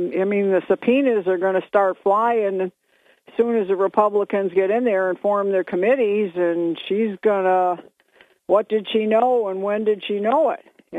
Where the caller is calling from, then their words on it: Binghamton, New York, United States; … from Binghamton.